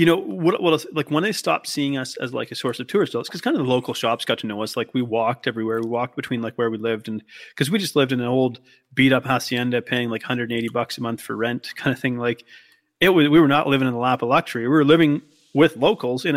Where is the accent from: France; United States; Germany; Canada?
Canada; also born or lived in Australia; I'm clearly Canadian